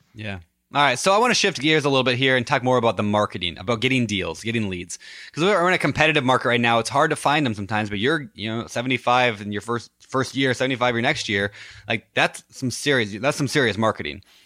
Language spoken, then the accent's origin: English; Minnesota, United States; Minneapolis, my home state